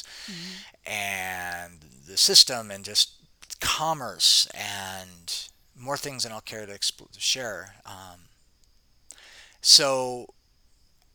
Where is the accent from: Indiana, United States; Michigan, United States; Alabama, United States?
Michigan, United States; Detroit; moved away as an adult; also born or lived in Arizona; now in Costa Rica; I grew up in Detroit city